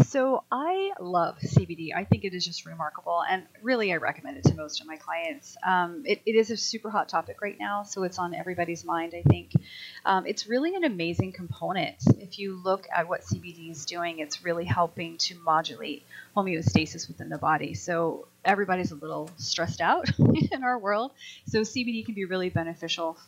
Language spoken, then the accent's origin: English; Colorado, United States; I grew up in Colorado, and you know, mountain biking is just a thing that everybody does.